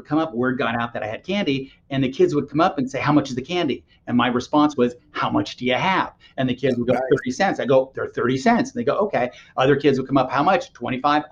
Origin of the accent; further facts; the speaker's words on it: Los Angeles, California, United States; I grew up in Los Angeles.